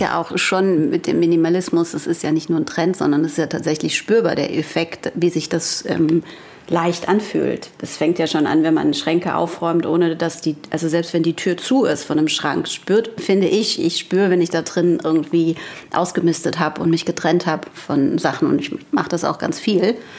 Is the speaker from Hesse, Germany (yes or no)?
yes; Frankfurt am Main, Hesse, Germany; accent: Hessian; moved away as an adult; now in Hamburg, Germany; ich komme ursprünglich aus Frankfurt am Main